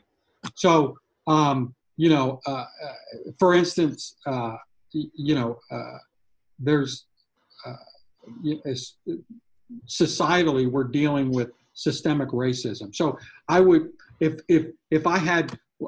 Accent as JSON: {"language": "English", "area": "near Raleigh", "region": "North Carolina", "country": "United States", "tie": "born or raised there", "said": "my hometown or outside of Raleigh in North Carolina"}